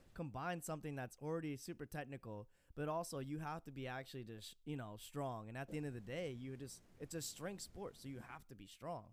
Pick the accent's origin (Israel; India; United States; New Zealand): United States; Chicago, Illinois; I'm from the Chicago area.